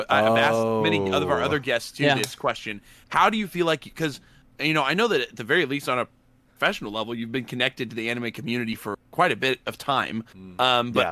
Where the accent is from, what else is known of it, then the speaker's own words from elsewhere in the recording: Oklahoma, United States; We're all Oklahoma born